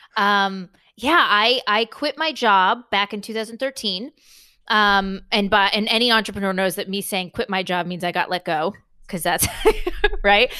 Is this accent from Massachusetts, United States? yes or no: no; San Diego, California, United States; moved away; I'm from San Diego, California, for the most part, and that's where my parents live.